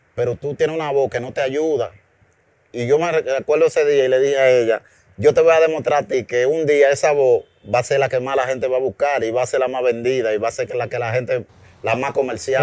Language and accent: Spanish; Santo Domingo, Distrito Nacional, Dominican Republic; also born or lived in Bonao; me fui a la edad de tres años, me trajeron a la capital.